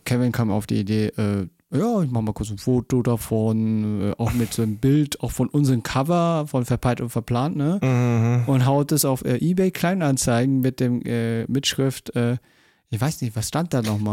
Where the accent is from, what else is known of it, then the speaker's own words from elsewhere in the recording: Munich, Bavaria, Germany; ich bin auch geboren, halt richtig äh, geborener Münchner, auch äh, Bayer